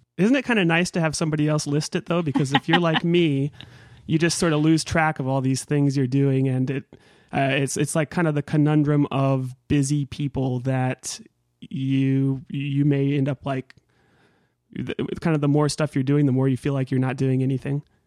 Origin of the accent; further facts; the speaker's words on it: Northern California, United States; I grew up in Northern California